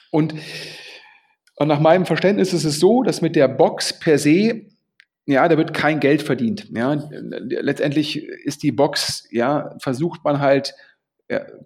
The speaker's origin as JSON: {"language": "German", "town": "Düsseldorf", "region": "North Rhine-Westphalia", "country": "Germany", "said": "Und das ist natürlich für Düsseldorf ein Mega-Exit und freut mich als Düsseldorfer natürlich sehr."}